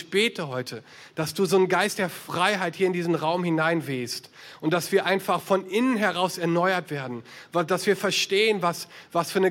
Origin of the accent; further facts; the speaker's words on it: Düsseldorf, North Rhine-Westphalia, Germany; ich bin in Düsseldorf geboren, aufgewachsen, war hier in Gemeinden unterwegs